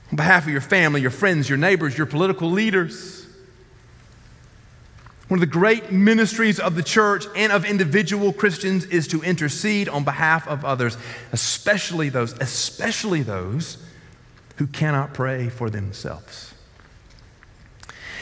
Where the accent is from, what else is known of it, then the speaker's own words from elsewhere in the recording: the South, United States; I grew up in the South